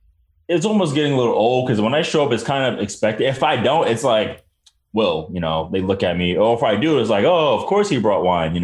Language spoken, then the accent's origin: English; Providence, Rhode Island, United States; I'm from Providence.